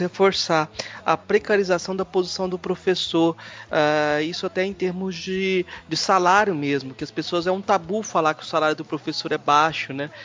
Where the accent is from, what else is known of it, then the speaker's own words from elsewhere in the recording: Goiás, Brazil; eu como goiano